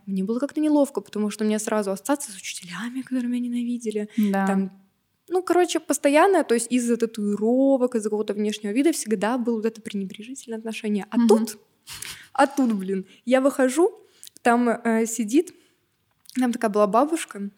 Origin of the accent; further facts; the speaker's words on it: Novokuznetsk, Kemerovo Oblast, Russia; я из Новокузнецка